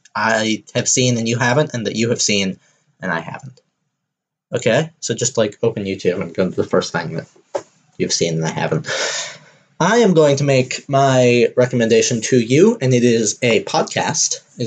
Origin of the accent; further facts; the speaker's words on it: Deep South, United States; I am not from Canada, y'all. I am from the deep south of the United States of America.